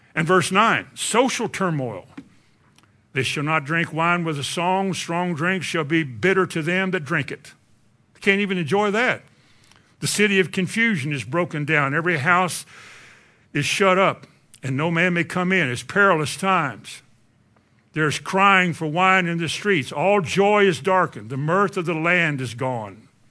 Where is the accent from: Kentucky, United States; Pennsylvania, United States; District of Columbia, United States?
Kentucky, United States; I'm from Kentucky